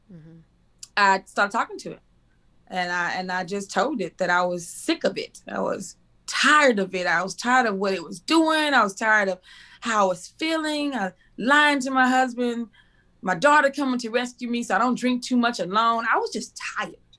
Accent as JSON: {"language": "English", "town": "Waco", "region": "Texas", "country": "United States", "tie": "born or raised there", "also_born_or_lived": "Cedar Hill, Texas", "said": "I was born and raised in Waco, Texas"}